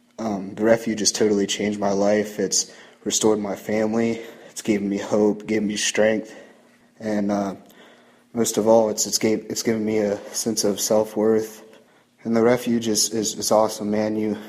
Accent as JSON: {"language": "English", "town": "Mount Vernon", "region": "Ohio", "country": "United States", "said": "I'm 24 years old. I'm from Mount Vernon, Ohio."}